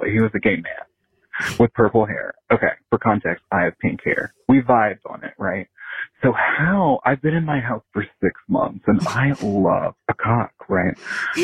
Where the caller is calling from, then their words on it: Virginia, United States; I'm calling you from Virginia.